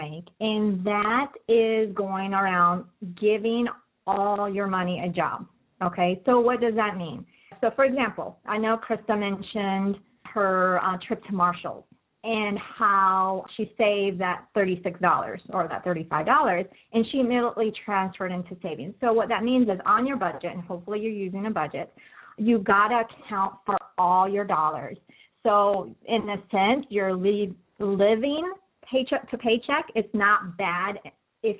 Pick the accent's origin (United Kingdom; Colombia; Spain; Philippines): Colombia; moved away; I'm actually from Colombia originally, so I speak Spanish as well